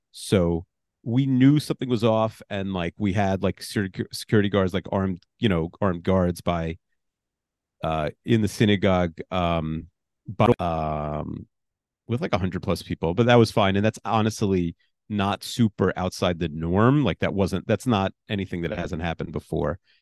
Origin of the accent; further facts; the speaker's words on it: New York, United States; I'm a New Yorker